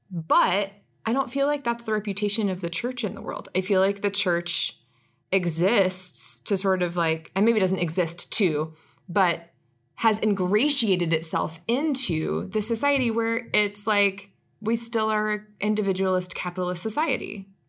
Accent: Atlanta, Georgia, United States; I'm a city girl. Like, I grew up here in Atlanta, lived here most of my life

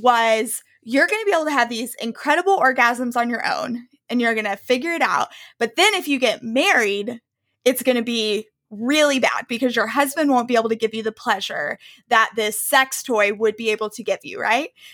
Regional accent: the South, United States; I grew up in the South.

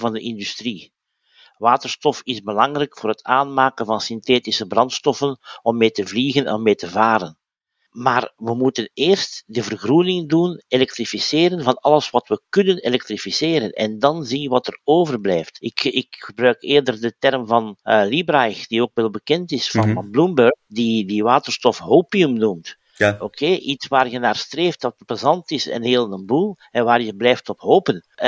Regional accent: Belgium; bij ons in Gent

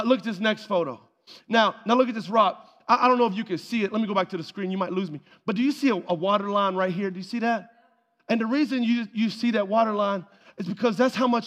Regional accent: North Alabama, United States; moved away; also born or lived in Asheville, North Carolina; I grew up in North Alabama

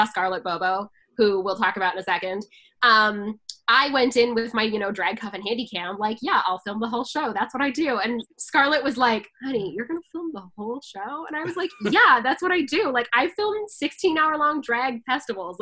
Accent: Canada; I'm Canadian

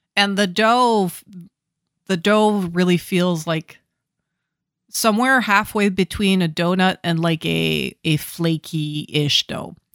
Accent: Ottawa, Ontario, Canada; growing up in Ottawa

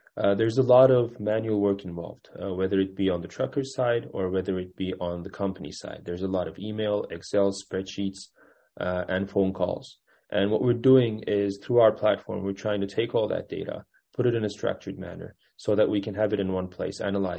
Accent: Kütahya, Turkey; moved away as an adult; also born or lived in Istanbul, Turkey / Cambridge, Massachusetts, United States / New York, United States; I was born in Istanbul, but I grew up in a small rural city called Kütahya

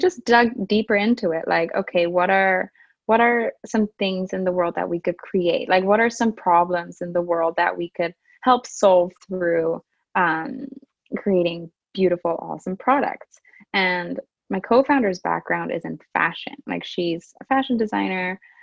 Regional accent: Japan; moved away as an adult; also born or lived in Europe; now in Canada; I'm Japanese English and, you know, born and raised in Japan

